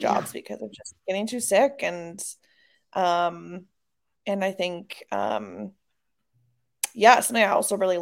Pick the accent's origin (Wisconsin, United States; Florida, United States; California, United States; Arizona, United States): Wisconsin, United States; moved away as an adult; also born or lived in Chicago; now in Los Angeles, United States; I'm from the Midwest, from Wisconsin